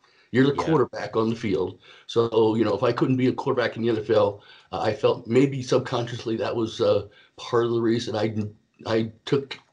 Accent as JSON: {"language": "English", "region": "East Coast of Florida", "country": "United States", "tie": "born or raised there", "said": "I grew up on the East Coast of Florida"}